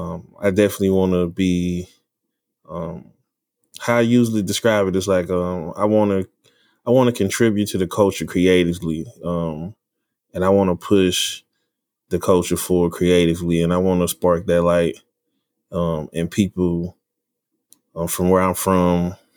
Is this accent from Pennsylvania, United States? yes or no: no; Dallas, Texas, United States; I'm from Dallas, Texas. West Dallas, to be precise.